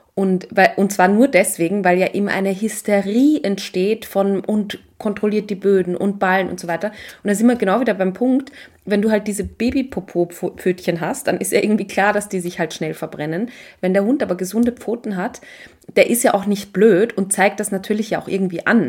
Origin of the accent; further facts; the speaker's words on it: Austria; bei uns in Österreich